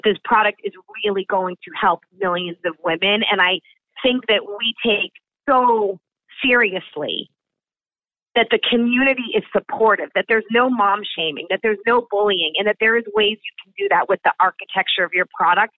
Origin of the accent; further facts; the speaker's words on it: Boston, Massachusetts, United States; also born or lived in New York City; I'm born in New York City, raised in Boston